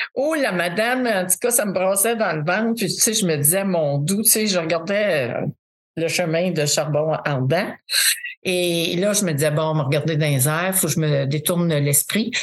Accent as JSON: {"language": "French", "town": "Drummondville", "region": "Quebec", "country": "Canada", "said": "Je viens de Drummondville, le centre du Québec"}